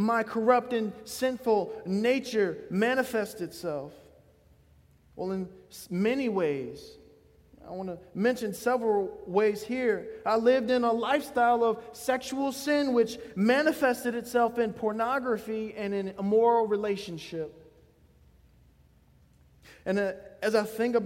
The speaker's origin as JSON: {"language": "English", "town": "Gladys", "region": "Virginia", "country": "United States", "said": "I come from Gladys, Virginia"}